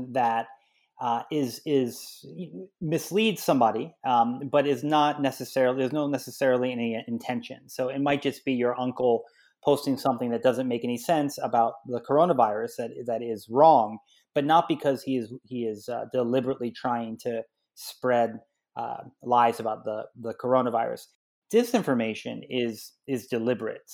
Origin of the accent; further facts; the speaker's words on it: Salisbury, Maryland, United States; moved away as an adult; also born or lived in New York; I'm from Salisbury, Maryland, which is on the eastern shore